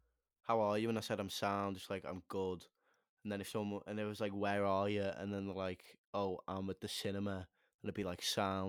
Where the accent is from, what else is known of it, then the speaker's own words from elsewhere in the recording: the Wirral, North West England, United Kingdom; I'm from the Wirral.